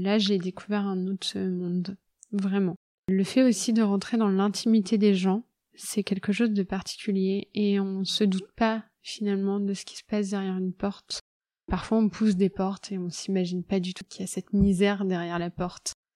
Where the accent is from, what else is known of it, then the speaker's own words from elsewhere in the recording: Loir-et-Cher, Centre-Val de Loire, France; Je viens du Loir-et-Cher. C'est une région que j'adore, où il y a toute ma famille.